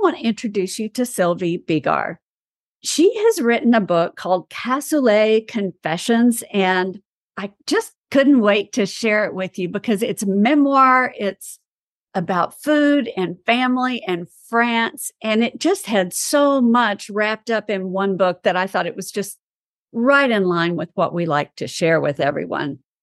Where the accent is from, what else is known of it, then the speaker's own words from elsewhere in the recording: East Texas, United States; I am from East Texas